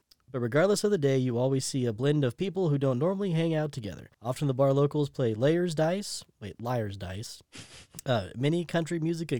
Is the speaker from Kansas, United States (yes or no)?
yes; Kansas, United States; Listen, I'm from Kansas.